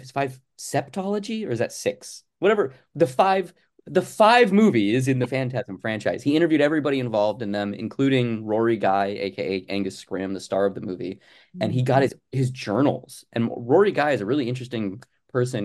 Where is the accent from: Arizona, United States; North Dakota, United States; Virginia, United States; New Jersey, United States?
Arizona, United States; moved away as an adult; now in Los Angeles, United States; I am originally from Arizona, uh, and then I'm, I've lived in Los Angeles now for probably about, oh God, eight, ten